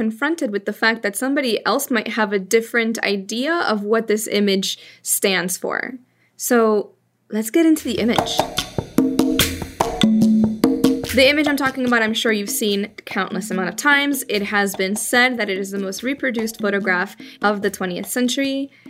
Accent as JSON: {"language": "English", "town": "Miami", "region": "Florida", "country": "United States", "tie": "born or raised there", "said": "Growing up in Miami, you're not really presented with people who are very different from your upbringing. So growing up with a bunch of Cubans"}